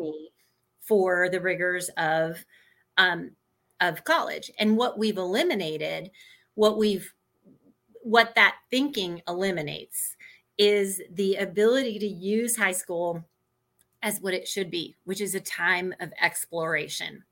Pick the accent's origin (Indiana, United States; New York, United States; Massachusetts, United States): Indiana, United States; Indianapolis; I grew up in Indianapolis